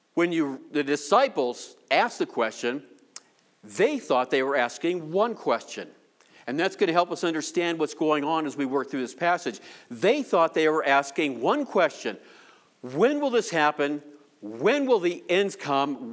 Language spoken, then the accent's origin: English; Denver, Colorado, United States; I'm from Denver